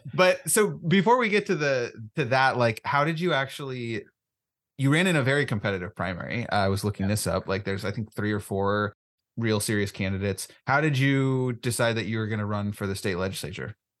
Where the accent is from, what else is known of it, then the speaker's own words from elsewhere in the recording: Oregon, United States; I'm a, a, sixth or seventh generation Oregonian